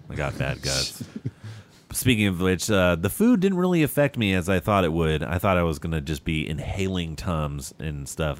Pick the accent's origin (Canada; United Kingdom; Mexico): Mexico; Rosarito, Baja California; I come from Rosarito and stuff where they had like tacos on like little, you know, carts on bicycles and stuff.